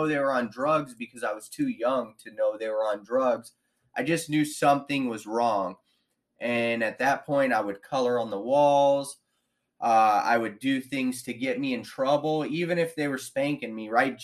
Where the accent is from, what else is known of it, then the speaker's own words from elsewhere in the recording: Victorville, California, United States; I was born in in Victorville, California, March 14th, 1983